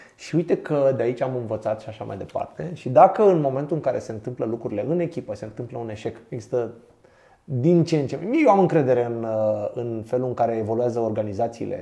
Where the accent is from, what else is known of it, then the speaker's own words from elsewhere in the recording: Pitești, Argeș, Romania; Eu sunt din Pitești